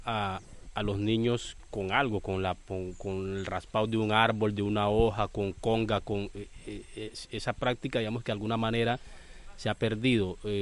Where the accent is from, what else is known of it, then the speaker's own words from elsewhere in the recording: Tumaco, Nariño, Colombia; El 31 de julio de 1975 nací en el Hospital San Andrés de Tumaco.